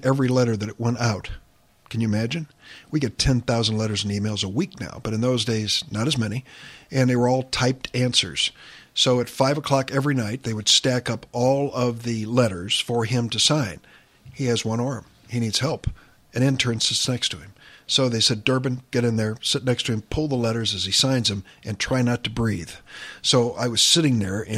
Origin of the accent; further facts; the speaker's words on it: East St. Louis, Illinois, United States; also born or lived in Springfield, Illinois; I was from East St. Louis